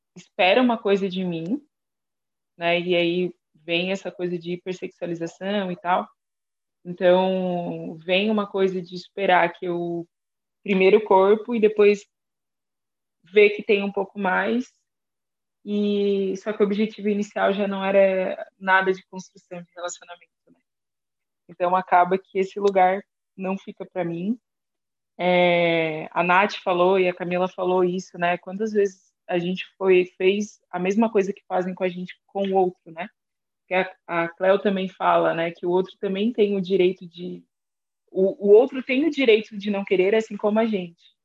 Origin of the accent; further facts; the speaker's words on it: Criciúma, Santa Catarina, Brazil; Eu sou de Criciúma, sul de Santa Catarina